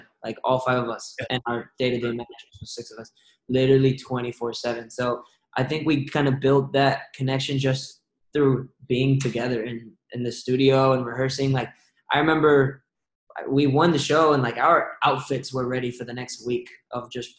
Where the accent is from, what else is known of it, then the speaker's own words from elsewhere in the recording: Redwood City, California, United States; I'm from the Bay Area, specifically in Redwood City